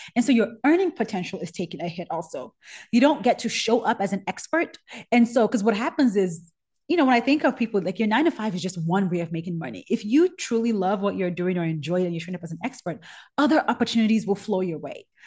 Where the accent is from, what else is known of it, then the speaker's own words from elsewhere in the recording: Nigeria; moved away; I'm Nigerian. I grew up hot